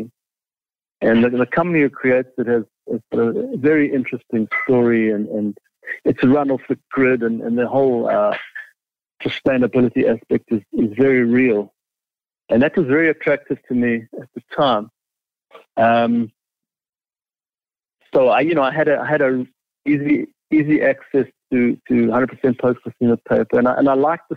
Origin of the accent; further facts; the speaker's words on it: Johannesburg, Gauteng, South Africa; first language English; moved away as an adult; now in Toronto, Canada; I'm born and raised in Johannesburg, South Africa.